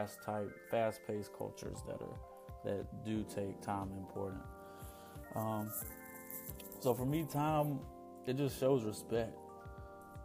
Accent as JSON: {"language": "English", "town": "Lancaster", "region": "South Carolina", "country": "United States", "tie": "born or raised there", "said": "I'm from Lancaster, South Carolina. Grew up in a small town."}